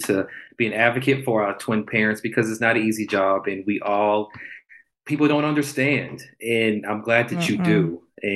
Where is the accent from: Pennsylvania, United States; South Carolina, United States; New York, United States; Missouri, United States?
South Carolina, United States; Charleston; moved away; I'm originally from Charleston, South Carolina.